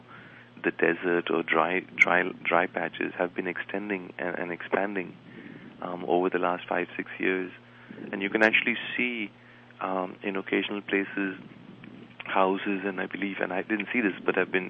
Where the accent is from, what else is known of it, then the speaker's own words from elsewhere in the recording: India; now in Beijing, China; I'm from India, a previously colonized country.